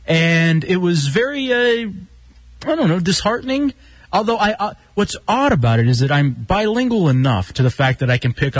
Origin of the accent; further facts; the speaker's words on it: Dallas, Texas, United States; I grew up in Dallas, you know, and I grew up in the hood and then eventually in the suburbs.